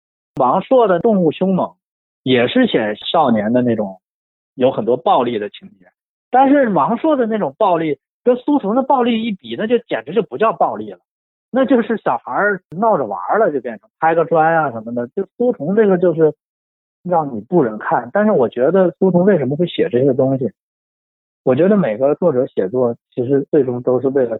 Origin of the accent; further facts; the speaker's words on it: Shenyang, Liaoning, China; 因为我小的时候是我是在沈阳长大，但是我也不是沈阳人，我父母都不是沈阳人，都是南方人。